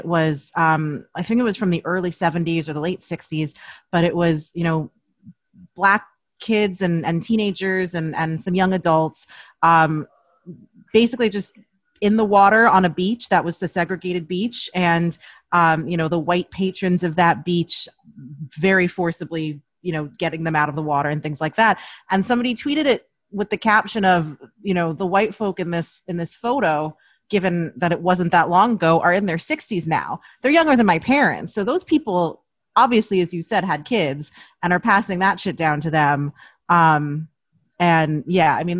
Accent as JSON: {"language": "English", "region": "New York", "country": "United States", "tie": "born or raised there", "said": "I was a kid growing up in New York"}